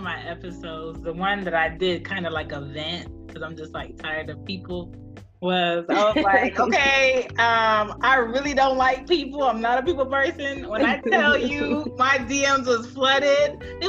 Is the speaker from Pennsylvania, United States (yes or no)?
yes; Philadelphia, Pennsylvania, United States; I'm from Philly, but my family is Jamaican